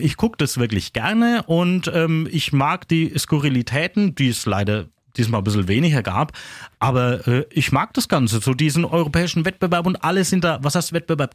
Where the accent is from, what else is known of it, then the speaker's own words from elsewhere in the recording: Kronach, Bavaria, Germany; accent: Kronach dialect (Franconian); Kronicher Dialekt, das ist ja mein Dialekt